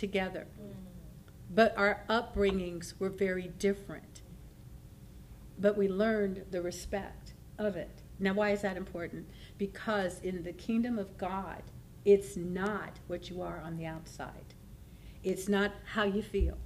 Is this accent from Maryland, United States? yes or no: no; California, United States; I was raised here in Northern California, but I lived down there, so I said, see, I am from the South.